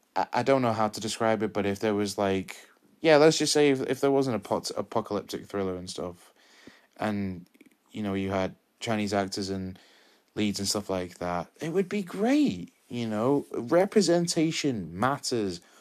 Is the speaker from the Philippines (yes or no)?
no; United Kingdom; I'm Mexican British, well, British Mexican, 'cause I was born here.